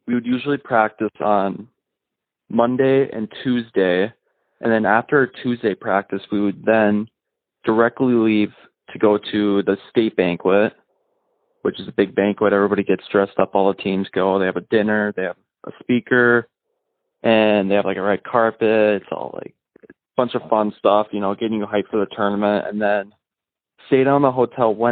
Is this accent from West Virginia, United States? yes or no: no; Sartell, Minnesota, United States; also born or lived in St. Cloud, Minnesota; Originally I'm from Sartell, Minnesota. I played hockey there until eighth grade.